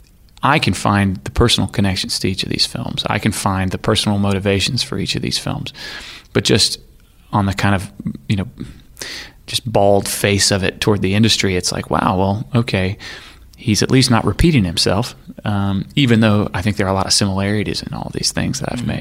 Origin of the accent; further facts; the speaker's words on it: Arkansas, United States; I grew up in Arkansas